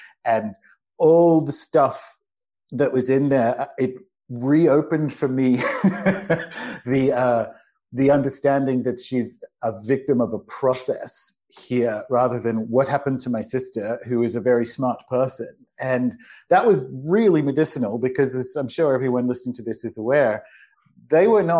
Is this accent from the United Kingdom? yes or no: no; Australia; now in Paraguay; You can maybe tell or not in my accent. I'm not native to Paraguay. I am Australian.